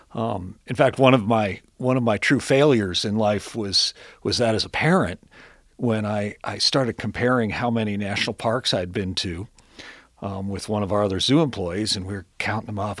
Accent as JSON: {"language": "English", "town": "Cincinnati", "region": "Ohio", "country": "United States", "tie": "born or raised there", "said": "I grew up here in Cincinnati. Um, grew up, uh, in Hyde Park"}